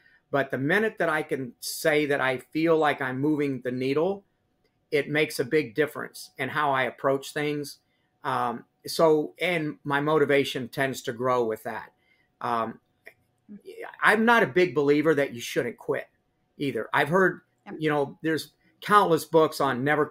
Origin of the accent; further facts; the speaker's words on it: Higginsville, Missouri, United States; my hometown of Higginsville